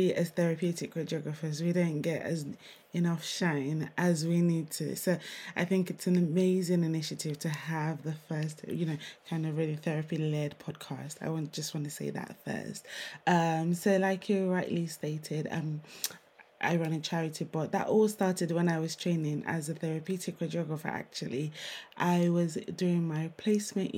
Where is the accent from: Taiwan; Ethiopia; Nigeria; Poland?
Nigeria; now in United Kingdom; I'm Nigerian.